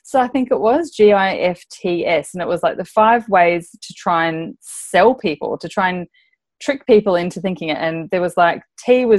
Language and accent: English; Darwin, Northern Territory, Australia; moved away as an adult; also born or lived in Adelaide; when I moved from Darwin, where I had finished my high schooling, I went down to Adelaide